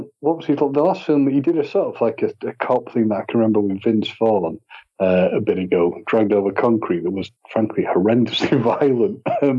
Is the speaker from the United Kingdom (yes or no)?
yes; United Kingdom; being British